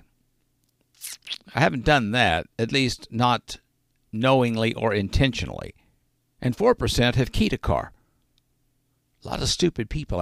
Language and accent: English; Arkansas, United States; being from Arkansas